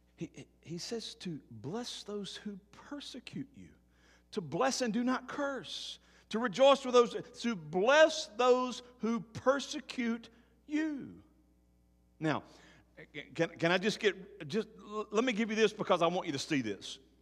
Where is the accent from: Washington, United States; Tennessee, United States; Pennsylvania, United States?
Tennessee, United States; my home state of Tennessee